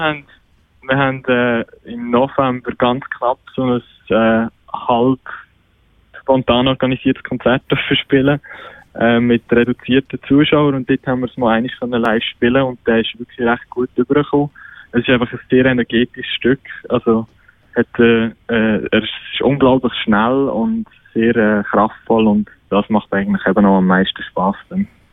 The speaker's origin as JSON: {"language": "German", "town": "Zofingen", "region": "Aargau", "country": "Switzerland", "said": "wir sind ja aus Zofingen und das Heiteren Open Air ist so ein bisschen unser Heim-Open Air"}